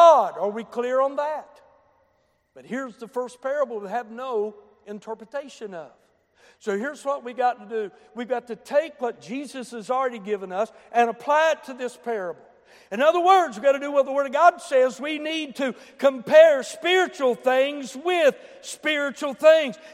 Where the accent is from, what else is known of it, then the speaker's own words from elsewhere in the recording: Boone County, West Virginia, United States; I come from Boone County